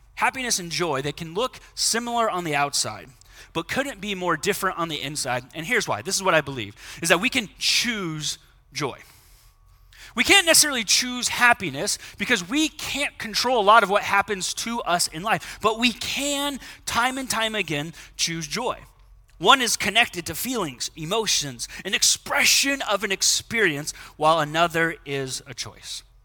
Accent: United States; as American Christians

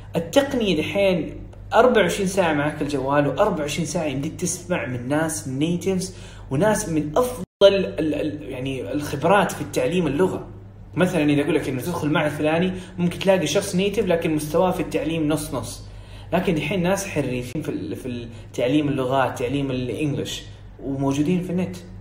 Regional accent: Saudi Arabia; accent: Saudi; أنا بتكلم سعودي، عشت بنت سعوديين وسعودي

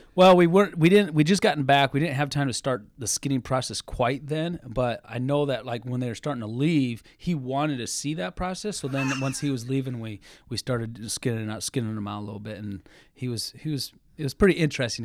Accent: Cedar Rapids, Iowa, United States; I grew up in Cedar Rapids

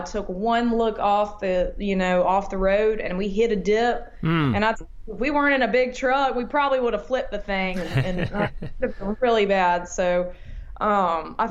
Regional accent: Montgomery, Alabama, United States; also born or lived in Georgia / Nashville, Tennessee; So I was born in Georgia, but when my parents moved when I was 6 months old to Montgomery, Alabama, and I grew up there.

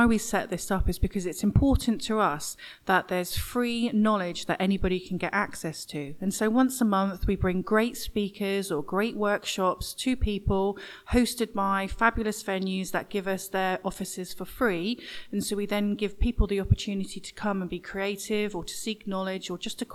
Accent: Norwich, East of England, United Kingdom; accent: east of England; I actually live in Norwich, and that's where my accent's from, the east of England. Because I lived in Norwich my whole life

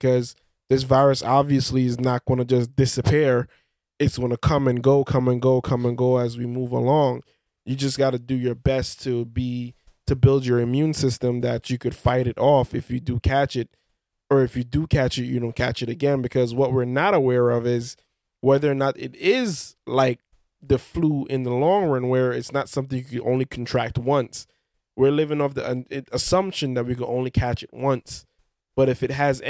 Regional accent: Belize; where I'm from Belize

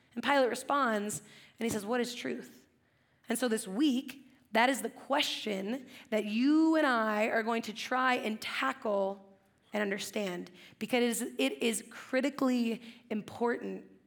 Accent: Central Coast, California, United States; I grew up in the Central Coast

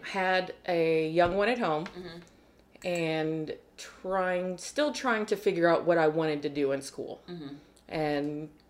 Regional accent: Corpus Christi, Texas, United States; born or raised there

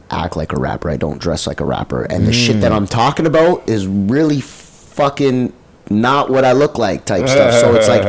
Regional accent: Toronto, Ontario, Canada; most of my life, I grew up on Jane and Shepherd

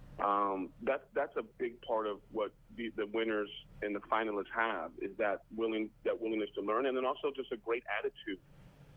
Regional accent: El Paso, Texas, United States; moved away; my hometown of El Paso, Texas

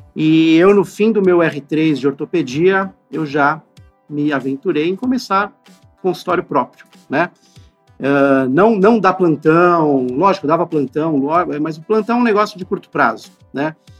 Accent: São Paulo, Brazil; eu, inclusive, nasci na Santa Casa de São Paulo

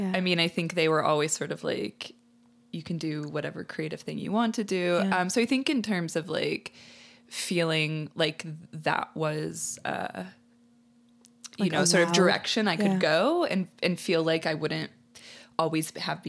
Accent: Peoria, Illinois, United States; In Peoria, Illinois, but outside of Chicago.

